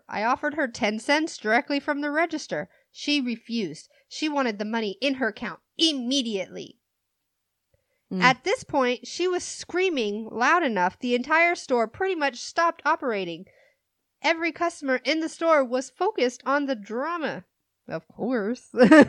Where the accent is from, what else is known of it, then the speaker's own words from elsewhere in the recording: Virginia, United States; born there; I tell the lady, I was born in Virginia, and she responds by telling me I came on a boat.